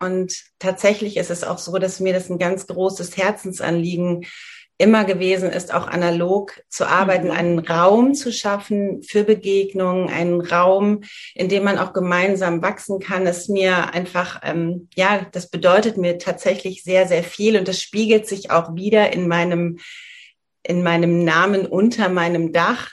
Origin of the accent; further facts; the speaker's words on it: northern Hesse, Germany; moved away; in meiner Heimat, ich komme aus einer sehr ländlichen Region in Nordhessen